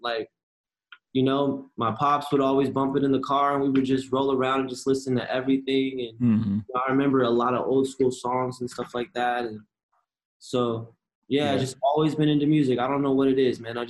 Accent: Riverside, California, United States; now in New York, United States; being from Cali

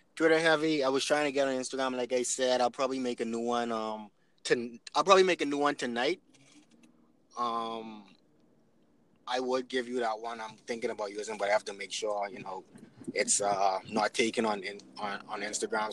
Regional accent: Nassau, New Providence, Bahamas; moved away as an adult; also born or lived in Canada; now in Freeport, Bahamas; I'm from Nassau, but I moved to Freeport

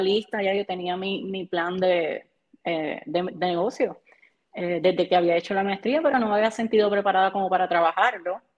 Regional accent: Barranquitas, Puerto Rico; also born or lived in Aibonito; me crié en Barranquitas

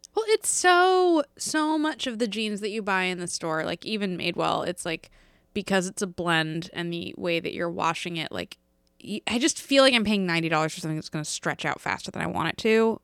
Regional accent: East Coast, United States; growing up on the East Coast

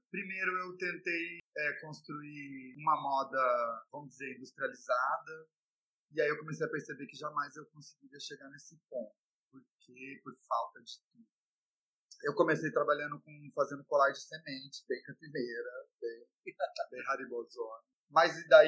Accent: Campinas, São Paulo, Brazil; eu nasci em Campinas, vivo lá desde que eu nasci

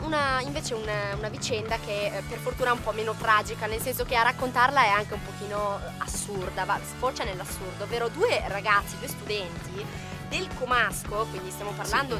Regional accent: Liguria, Italy; almeno da me in Liguria, io sono Ligure

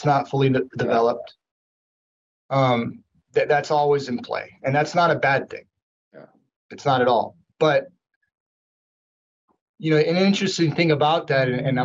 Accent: Hawaii, United States; I'm Native Hawaiian.

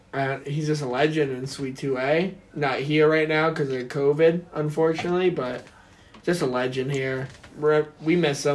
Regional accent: Warwick, New York, United States; moved away as an adult; now in Cortland, United States; I'm from Warwick, New York, Orange County.

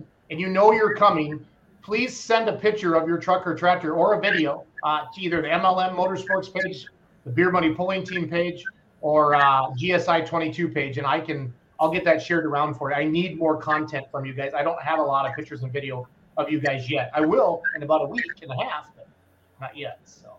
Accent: Wisconsin, United States; I'm from Wisconsin

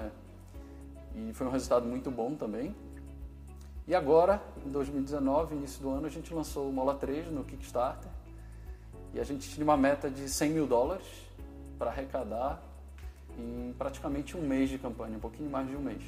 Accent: Belém, Pará, Brazil; moved away as an adult; also born or lived in Belo Horizonte; eu formei na Federal do Pará, em Belém, sou de Belém

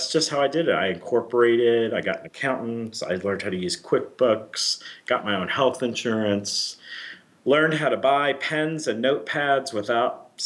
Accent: Florida, United States; moved away as an adult; now in Chicago, United States; I'm from Florida, and I worked for the Miami office

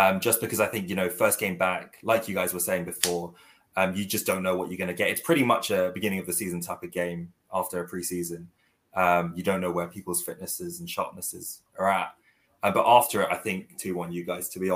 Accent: South Korea; moved away; I'm originally from South Korea

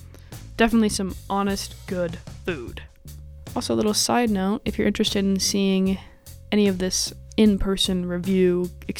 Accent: Seattle, Washington, United States; now in Chicago, United States; I'm from Seattle. We have a lot of pho there

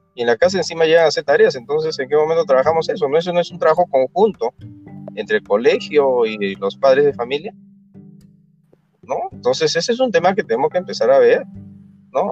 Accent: Peru; como todo peruano

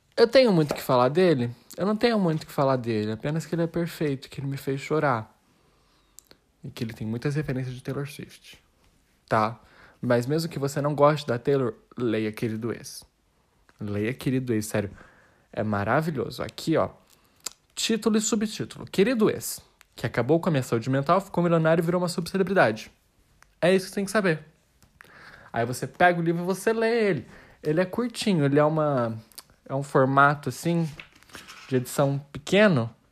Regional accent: Brazil; a gente é brasileira

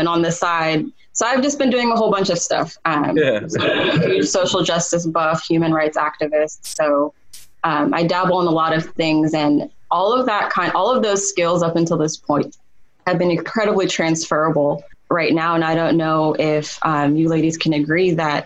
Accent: Sudan; now in United States; I was born in Sudan

